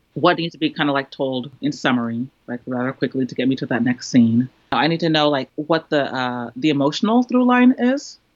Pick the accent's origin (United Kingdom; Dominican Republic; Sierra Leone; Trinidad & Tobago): Trinidad & Tobago; now in United States; me being Trinidadian, being a woman, uh, being a person of color in the United States, living in an urban area